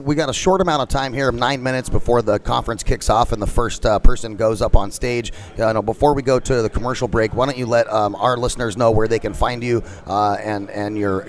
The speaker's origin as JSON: {"language": "English", "town": "Phoenix", "region": "Arizona", "country": "United States", "tie": "born or raised there", "said": "in my hometown of Phoenix"}